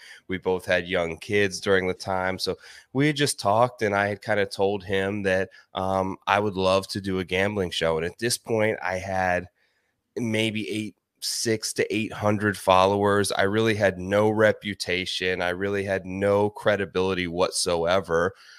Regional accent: Ohio, United States; Yeah, sure. So I'm originally from Ohio, actually.

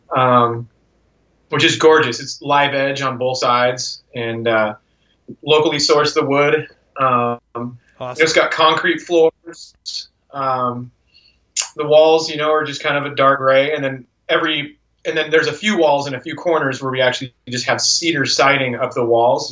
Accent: Vancouver, Washington, United States; also born or lived in Portland, Oregon; I grew up here in Vancouver.

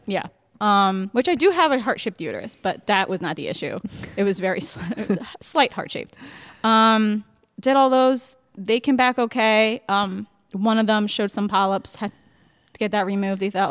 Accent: New Jersey, United States; moved away as an adult; also born or lived in Baltimore / Richmond / Cleveland; I'm 34 from New Jersey

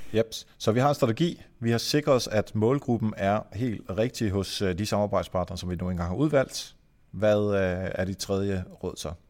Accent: Denmark; jeg er fra Jylland

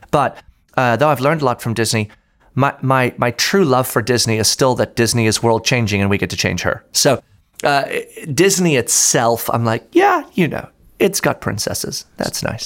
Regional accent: South Africa; now in Orlando, United States; I grew up in South Africa, actually. Um, born and raised there

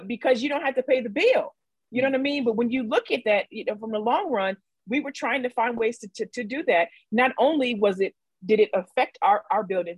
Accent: Midwest, United States; now in California, United States; I'm from the Midwest

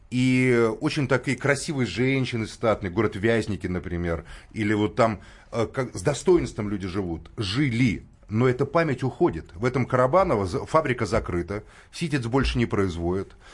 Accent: Moscow, Russia; мы, мы как москвичи вас понимаем. Это У нас всю Москву разломали вот ради...

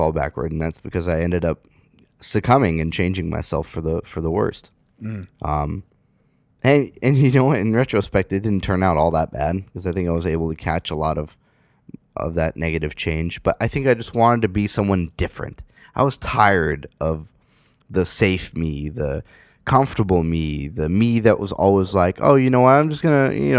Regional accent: San Francisco, California, United States; moved away as an adult; I grew up in San Francisco. I spent the better part of my, you know, life in, I wouldn't say the better part of my life, but up until I was 18 in San Francisco.

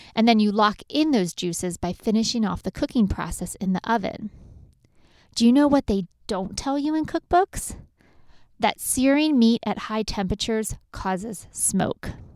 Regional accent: Lancaster County, Pennsylvania, United States; I grew up in Lancaster County, where if you throw some meat, potatoes, and corn on the table, you have an amazing meal.

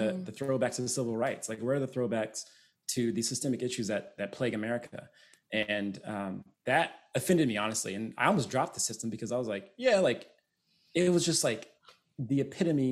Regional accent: United States; that is my culture, right? I'm American.

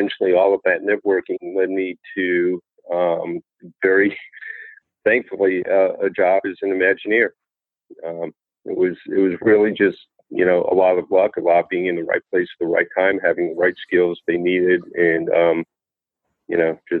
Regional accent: Florida, United States; now in Orlando, United States; as a kid growing up in Florida

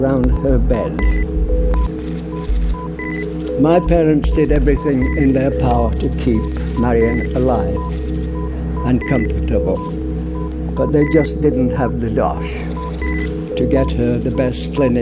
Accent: Barnsley, Yorkshire and the Humber, United Kingdom; I'm from Barnsley

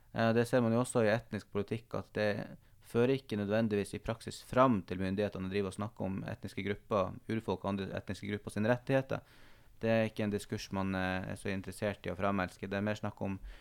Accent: Northern Norway, Norway; also born or lived in Tromsø; det her store landet som ligger for så vidt nærmere der jeg kommer fra, enn Oslo gjør

